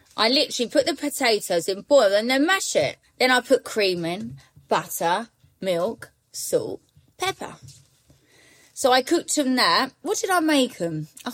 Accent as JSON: {"language": "English", "town": "Manchester", "region": "North West England", "country": "United Kingdom", "said": "Hey, I'm from Manchester."}